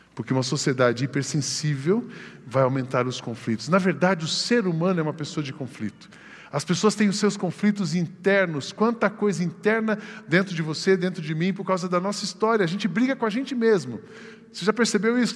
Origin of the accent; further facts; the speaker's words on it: Brazil; Somos brasileiros, temos passaporte